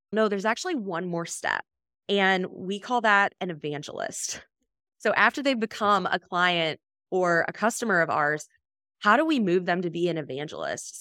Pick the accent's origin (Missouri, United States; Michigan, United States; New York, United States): Michigan, United States; I grew up in Michigan